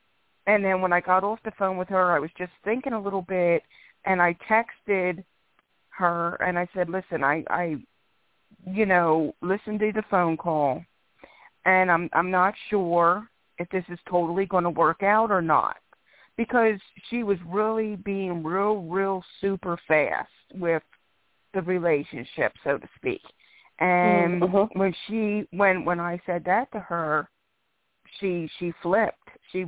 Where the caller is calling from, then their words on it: Philadelphia, Pennsylvania, United States; I'm calling in from Philadelphia, PA.